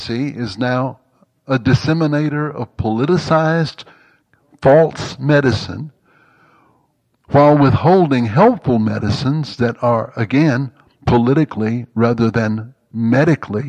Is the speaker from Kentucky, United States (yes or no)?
no; Mississippi, United States; I grew up in Jim Crow, Mississippi.